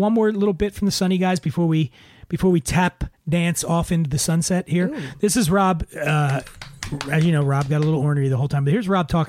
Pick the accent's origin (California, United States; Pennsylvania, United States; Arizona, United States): Pennsylvania, United States; Philadelphia; accent: Philly; moved away; also born or lived in Colorado; Did I mention that I grew up poor in Philadelphia?